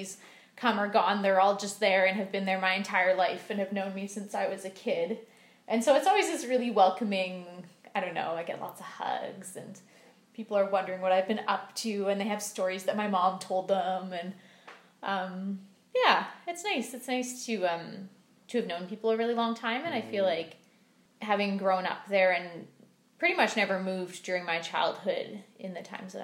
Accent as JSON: {"language": "English", "town": "Vernon", "region": "British Columbia", "country": "Canada", "tie": "born or raised there", "moved": "yes", "said": "my hometown"}